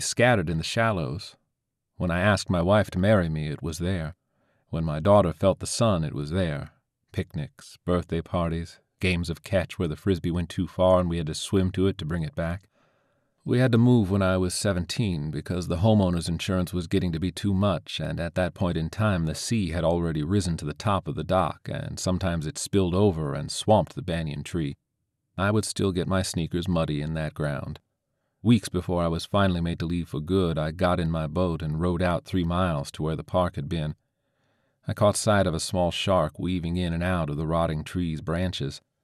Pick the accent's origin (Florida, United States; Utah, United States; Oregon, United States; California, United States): Florida, United States; St. Petersburg; where I grew up in Saint Pete, facing Bayside